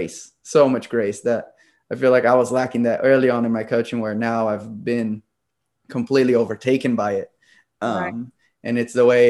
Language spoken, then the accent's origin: English; Brazil; moved away; I'm from Brazil originally, and my family was very strict